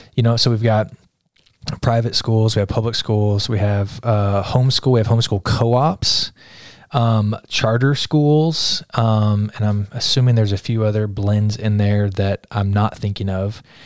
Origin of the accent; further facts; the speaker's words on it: Kansas, United States; moved away; I grew up in Kansas